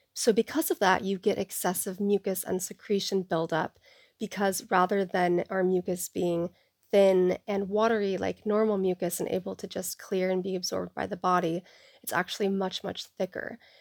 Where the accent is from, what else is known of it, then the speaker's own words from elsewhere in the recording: Seattle, Washington, United States; I was born and raised in the Seattle area on the east side